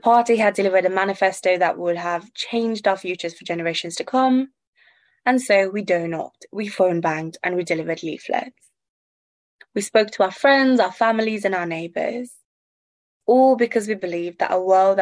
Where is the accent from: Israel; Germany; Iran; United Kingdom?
United Kingdom; I grew up in Tory Britain